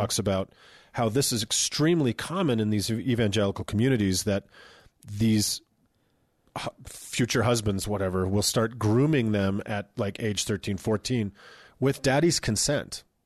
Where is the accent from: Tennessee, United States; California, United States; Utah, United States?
Utah, United States; we're from Utah